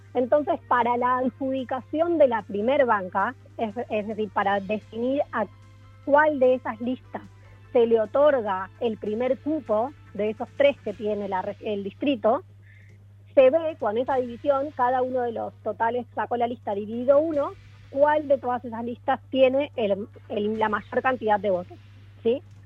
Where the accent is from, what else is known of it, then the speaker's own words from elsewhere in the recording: Buenos Aires, Argentina; accent: soft Argentine; moved away as an adult; now in Chile; Soy argentina, de Buenos Aires, pero vivo en Chile hace 10 años